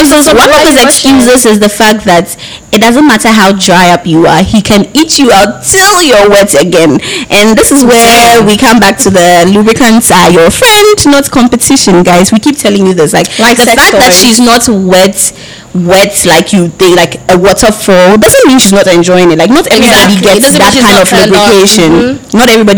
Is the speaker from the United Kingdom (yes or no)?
no; Cape Coast, Central Region, Ghana; I'm from Cape Coast